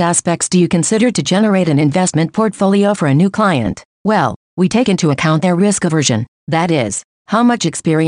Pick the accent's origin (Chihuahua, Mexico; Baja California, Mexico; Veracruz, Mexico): Chihuahua, Mexico; Ciudad Juárez; born there; I was born in Ciudad Juarez, a little more than 23 years ago. I studied primary and secondary school at the Sierra Madre Institute. I did high school at ITESM Ciudad Juarez campus